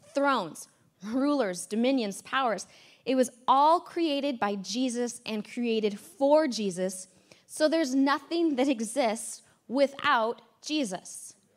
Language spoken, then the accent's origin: English; United States; America is in me and I'm an American